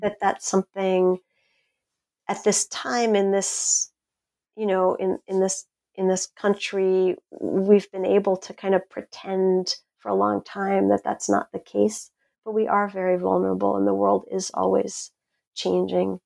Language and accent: English; Brookhaven, New York, United States; I grew up right on, just smack up against the salt marsh about halfway out on the South Shore in Brookhaven Hamlet